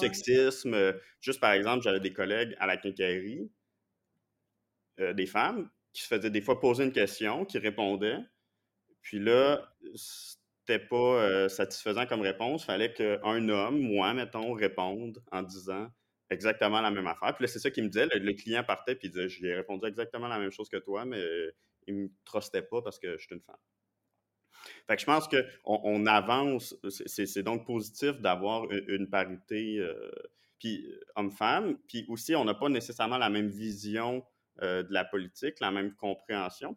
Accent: Montreal, Quebec, Canada; moved away as an adult; now in Quebec City, Canada; je viens de Montréal, de Pierrefonds, c'est dans l'ouest de l'île

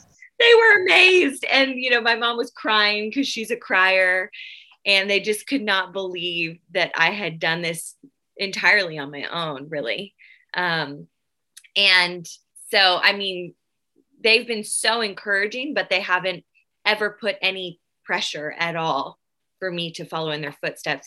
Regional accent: Nashville, Tennessee, United States; I am from Nashville, Tennessee

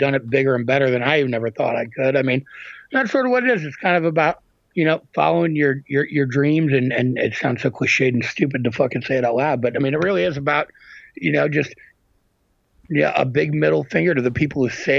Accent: Midwest, United States; I mean, look, I'm from the Midwest, and I've worked in, you know, again, my whole life, I'm from a small town where everybody likes to talk shit.

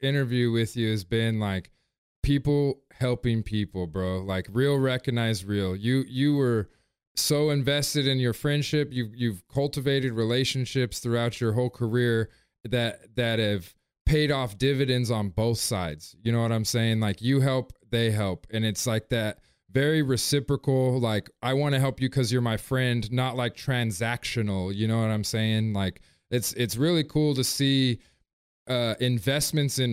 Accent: San Bernardino, California, United States; The Dino is my hometown.

